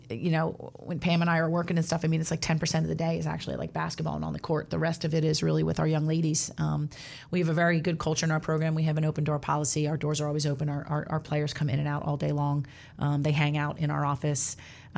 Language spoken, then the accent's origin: English; New Jersey, United States; I grew up in South Jersey.